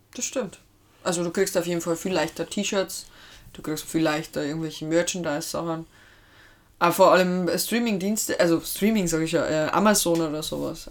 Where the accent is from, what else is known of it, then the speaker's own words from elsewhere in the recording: Lower Bavaria, Germany; komme ich ursprünglich aus Hatzenberg, Niederbayern